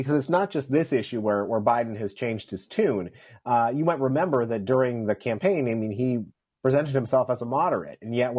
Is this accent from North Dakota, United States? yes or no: no; upstate New York, United States; moved away; I had an opportunity to travel to my hometown in upstate New York this past weekend.